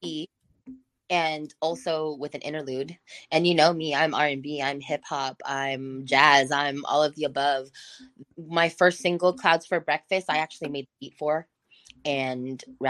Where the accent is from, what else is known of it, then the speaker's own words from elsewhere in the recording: South Bay, San Marcos, California, United States; also born or lived in Barrio Logan, San Diego; I grew up in South Bay. I grew up in San Marcos. I grew up in every area that's fully saturated with Hispanic people